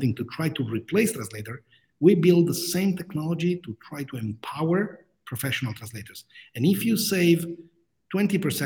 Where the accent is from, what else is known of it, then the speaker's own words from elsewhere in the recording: Rome, Lazio, Italy; moved away as an adult; also born or lived in Grenoble, France; I'm originally from Rome, Italy.